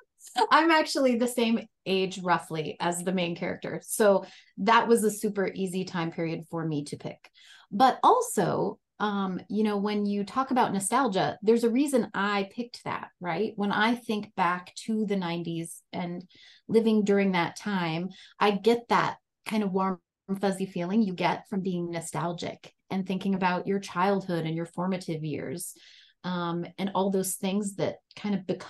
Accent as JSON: {"language": "English", "region": "North Dakota", "country": "United States", "tie": "born or raised there", "moved": "as an adult", "said": "I grew up in North Dakota and I was there through college."}